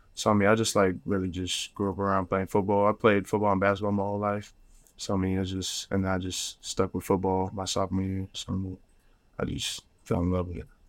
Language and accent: English; Phoenix, Arizona, United States; I'm from Phoenix, like you said, my whole life